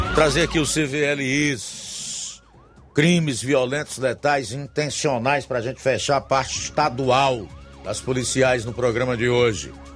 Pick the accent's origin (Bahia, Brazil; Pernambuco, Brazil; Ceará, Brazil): Ceará, Brazil; nós, como cearenses